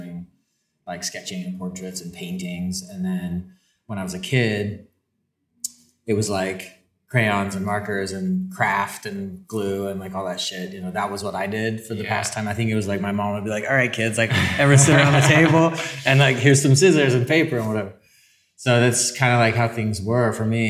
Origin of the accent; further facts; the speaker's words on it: Salt Lake City, Utah, United States; I am from Salt Lake City, Utah